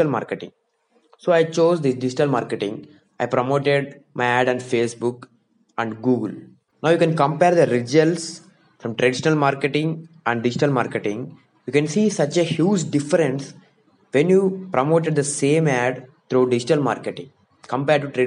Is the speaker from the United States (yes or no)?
no; India; I am from India, so I am talking in lakhs